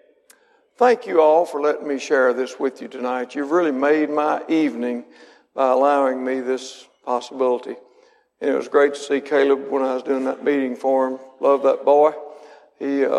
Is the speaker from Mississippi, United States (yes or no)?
yes; Mississippi, United States; I was born and raised in Mississippi